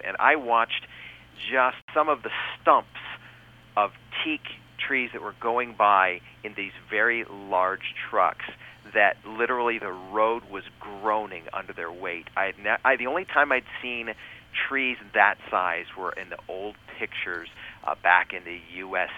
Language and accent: English; United States; I was from the United States of America